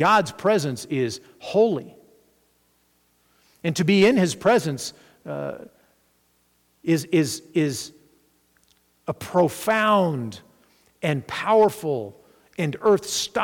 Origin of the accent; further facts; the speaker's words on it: Arkansas, United States; I grew up in Arkansas